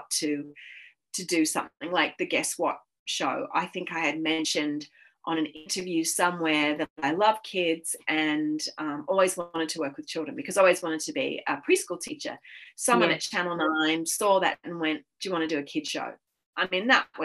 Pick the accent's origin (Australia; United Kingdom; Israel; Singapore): Australia; Sydney, New South Wales; moved away as an adult; also born or lived in Los Angeles, United States; I'm from Sydney.